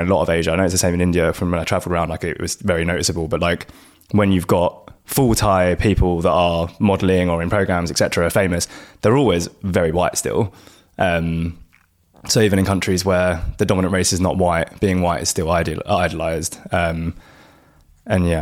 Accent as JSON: {"language": "English", "country": "United Kingdom", "tie": "born or raised there", "said": "We were raised in Britain where the idea of beauty was white people"}